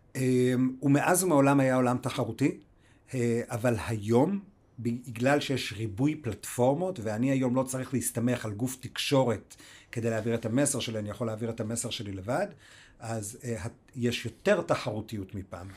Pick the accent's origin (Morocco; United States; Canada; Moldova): United States; now in Israel; נולדתי באמריקה